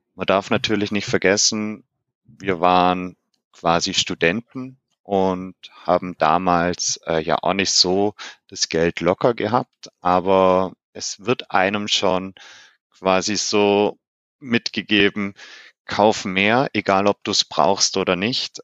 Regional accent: Germany; bei uns in Deutschland

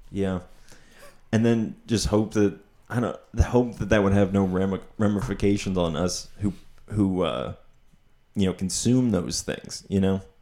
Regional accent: Pottsville, Pennsylvania, United States; also born or lived in Oregon

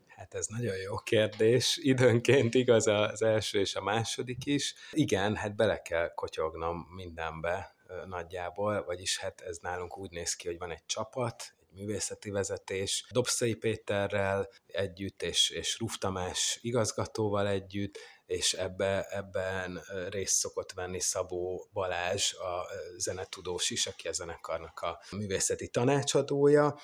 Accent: Zalaegerszeg, Zala, Hungary; én Zalaegerszegen nőttem fel

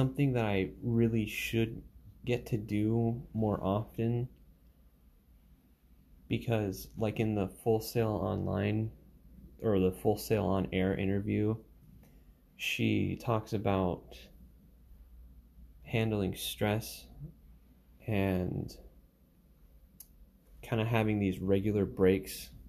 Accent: Alaska, United States; moved away; I come from Alaska

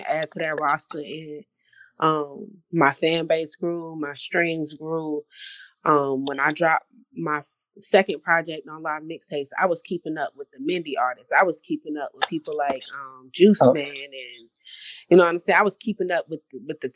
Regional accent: Raleigh, North Carolina, United States; also born or lived in Fuquay-Varina, North Carolina; I'm from Raleigh, North Carolina. Born and raised, but my roots run all the way deep to, like, Baton Rouge, Louisiana

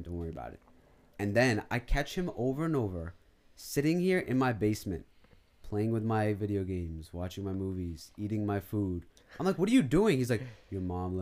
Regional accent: Pakistan; moved away; I grew up in Pakistan with, like, you know, a ton of cousins

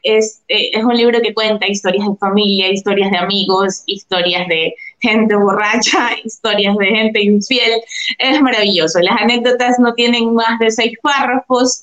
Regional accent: Durán, Guayas, Ecuador; now in Guayaquil, Ecuador; soy guayaquileña, nací en la maternidad Santa Marianita y he estudiado la universidad y el colegio acá en Guayaquil. Actualmente vivo en Guayaquil, sí, crecí en Durán

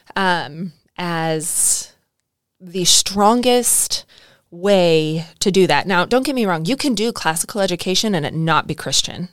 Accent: California, United States; now in Arkansas, United States; I grew up in California

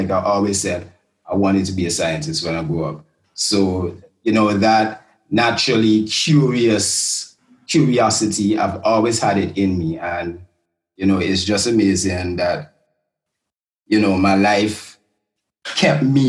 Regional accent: Antigua & Barbuda; growing up in Antigua

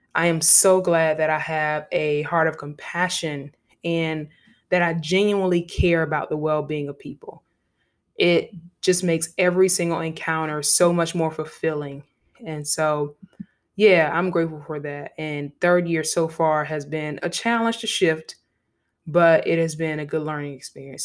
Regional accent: Savannah, Georgia, United States; I'm from Savannah, Georgia

